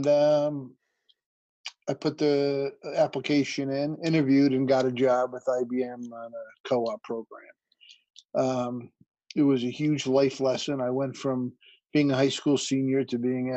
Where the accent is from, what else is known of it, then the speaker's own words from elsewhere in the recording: West Milford, New Jersey, United States; Born and raised in West Milford, New Jersey, in a broken family.